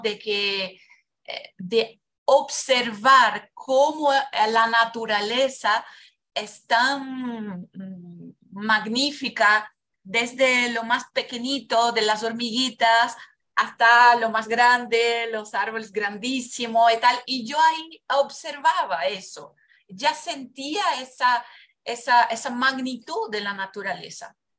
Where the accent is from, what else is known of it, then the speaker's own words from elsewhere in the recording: Brazil; moved away; yo nací en Brasil